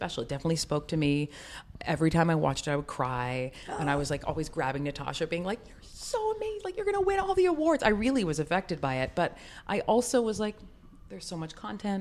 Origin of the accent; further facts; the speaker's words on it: Canada; I'm Canadian